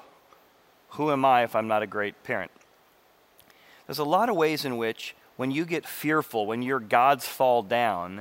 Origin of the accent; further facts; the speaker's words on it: Illinois, United States; I grew up in Illinois